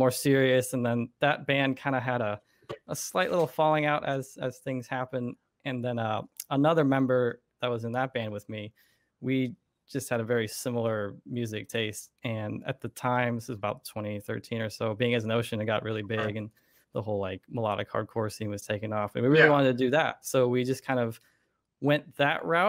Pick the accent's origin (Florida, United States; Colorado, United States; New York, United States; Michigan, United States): Florida, United States; I was born and raised in Florida